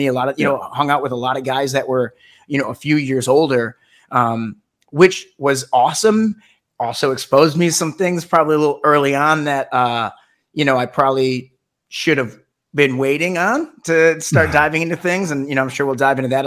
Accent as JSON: {"language": "English", "town": "Melvindale", "region": "Michigan", "country": "United States", "tie": "born or raised there", "also_born_or_lived": "East Lansing, Michigan", "moved": "as an adult", "lives_now": "Los Angeles, United States", "said": "we grew up in Melvindale and in, you know, Metro Detroit"}